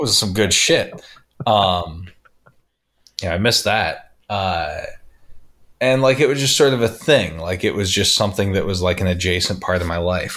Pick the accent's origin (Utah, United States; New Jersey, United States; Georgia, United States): Utah, United States; St. George; also born or lived in Las Vegas; I grew up in Pheasant Run in Bloomington, which was one of, like, the highest, um, how would you put it, like, economic neighborhoods in the city